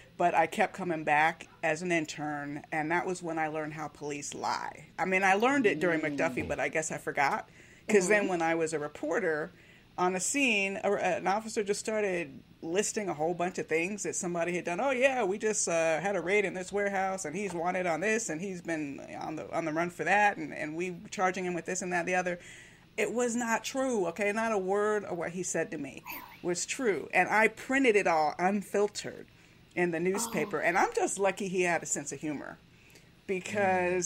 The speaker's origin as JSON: {"language": "English", "town": "Miami", "region": "Florida", "country": "United States", "tie": "born or raised there", "said": "I grew up in Miami"}